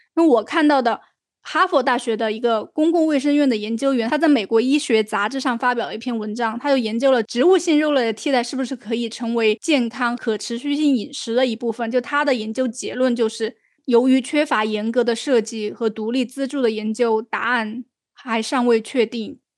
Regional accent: China; 好像也没有说我们中国人都是心脑血管高发的一个地方啊

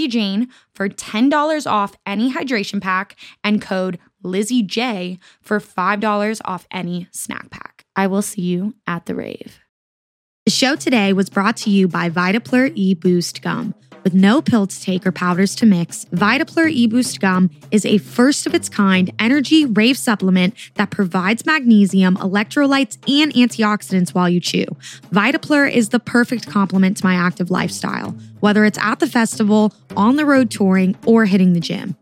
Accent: Florida, United States; We're both from Florida

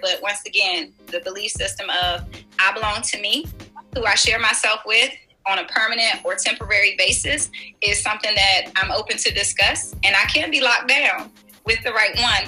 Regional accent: Washington, District of Columbia, United States; I grew up in Washington, D.C. I was raised

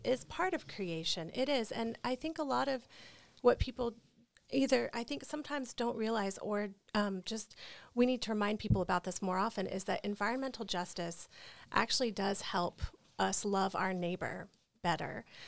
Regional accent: North Carolina, United States; I'm from North Carolina? I'm from the Bible Belt.

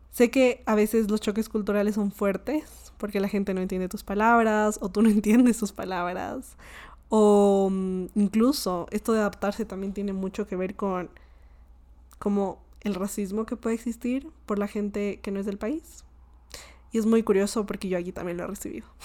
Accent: Colombia; Y me dio mucha risa porque yo le dije como Ja, ja, ja, yo soy colombiana.

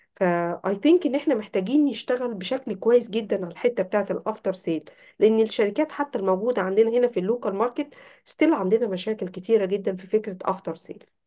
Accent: Egypt

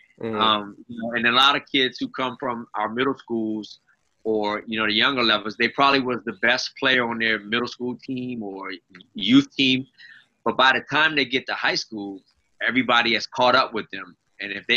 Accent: Arlington, Virginia, United States; I grew up in Arlington, South Arlington

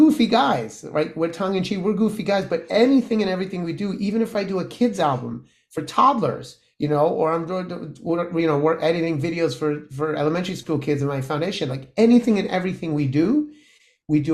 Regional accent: New York, United States; accent: New York; my New York

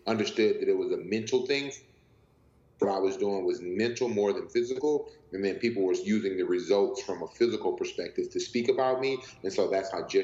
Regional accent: Houston, Texas, United States; moved away as an adult; also born or lived in Santa Monica; I'm from Houston, Texas

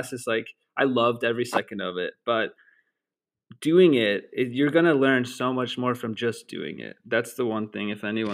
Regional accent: Chicago, Illinois, United States; moved away; also born or lived in Denver / Boston; I'm from Chicago

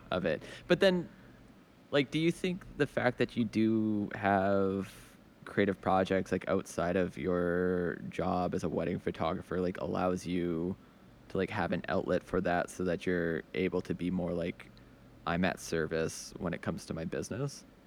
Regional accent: Edmonton, Alberta, Canada; now in Montreal, Canada; I'm originally from Edmonton, Alberta, which is like a very working class, like rough town

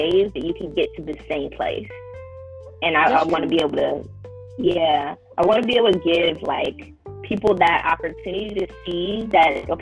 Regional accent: Midwest, United States; I'm from the Midwest and it's cold

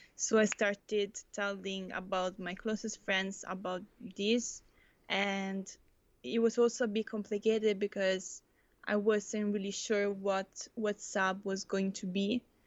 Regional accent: Italy; moved away as an adult; now in Netherlands; also come from Italy

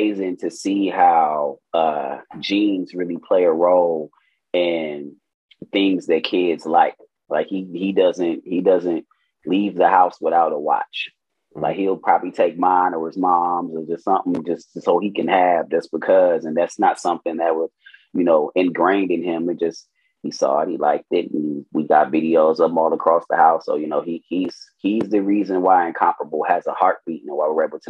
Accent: Milwaukee, Wisconsin, United States; Born and raised in Milwaukee, Wisconsin

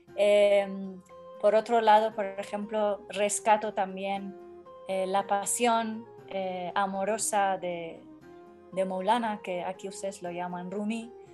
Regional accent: Tehran, Tehran Province, Iran; Spanish is a second language; moved away as an adult; also born or lived in Kermanshah, Iran; yo nací em, en Irán, en la ciudad de Kermanshah, al oeste. Entonces eh, ahí viví eh, más adelante en Teherán, 23 eh, años de mi vida.

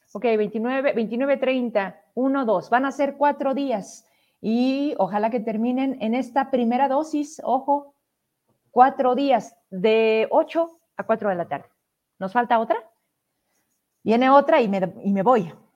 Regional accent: Fresnillo, Zacatecas, Mexico; es mi tierra

